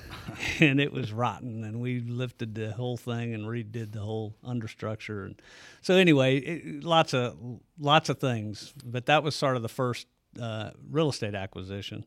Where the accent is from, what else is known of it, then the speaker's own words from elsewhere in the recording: Bethalto, Illinois, United States; also born or lived in Alton, Illinois; I consider myself born and raised in Bethalto